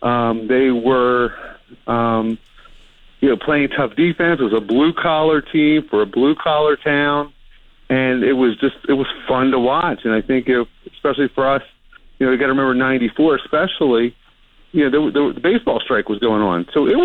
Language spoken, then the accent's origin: English; Baltimore, Maryland, United States; I grew up here in Baltimore